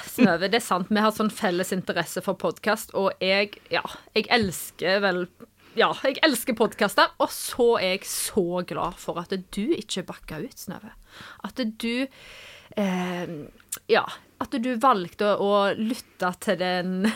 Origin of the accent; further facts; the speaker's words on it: Vea, Norway; Jeg er eh, fra Vea